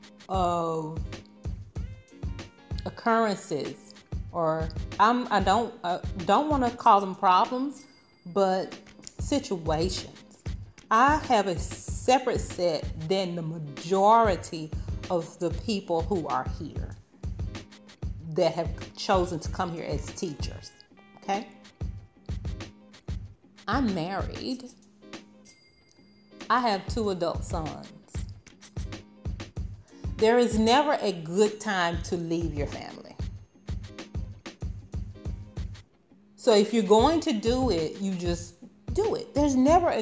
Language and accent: English; Arkansas, Georgia, United States; moved away as an adult; now in Qatar; I'm from Georgia in the United States. So, and Arkansas.